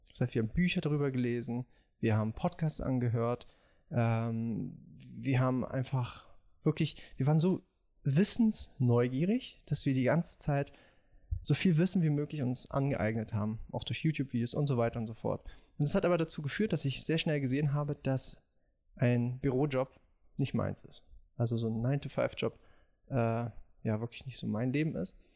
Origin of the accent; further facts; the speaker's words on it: Moscow, Russia; born there; ich bin, komme aus bin in Moskau geboren. Meine Eltern sind Russen.